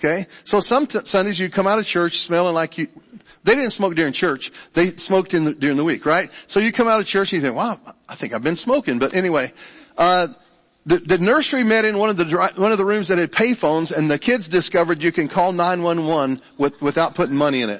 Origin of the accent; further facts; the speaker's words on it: Franklin, Ohio, United States; moved away as an adult; also born or lived in Kentucky / Monroe; I'm from Franklin. It's a great place to live. It's a great place to grow up.